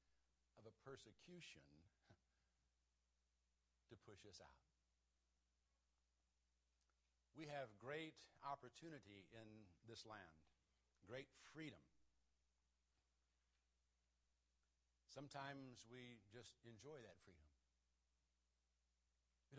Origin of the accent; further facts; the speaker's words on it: United States; as American Christians